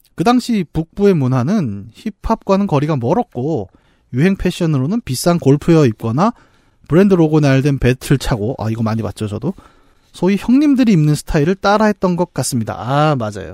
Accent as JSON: {"language": "Korean", "town": "Bucheon", "region": "Gyeonggi Province", "country": "South Korea", "tie": "born or raised there", "said": "저는 부천 북쪽 출신이에요"}